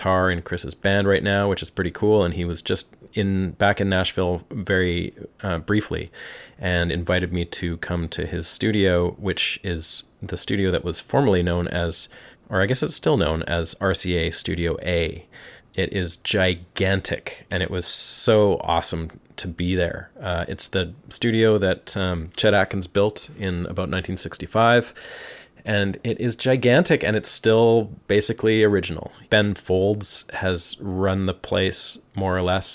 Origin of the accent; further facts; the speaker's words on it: Vancouver, British Columbia, Canada; moved away; I come from Vancouver